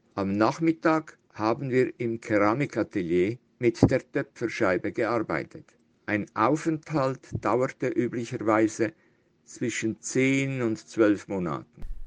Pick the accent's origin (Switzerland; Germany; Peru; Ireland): Switzerland; Italian Switzerland; also born or lived in Zürich; Ich bin 1944 in Zürich geboren, habe aber immer in der italienischen Schweiz gelebt.